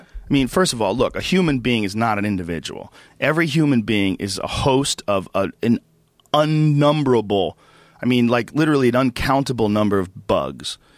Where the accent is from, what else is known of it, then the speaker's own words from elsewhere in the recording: Boston, Massachusetts, United States; now in Los Angeles, United States; where I grew up in Boston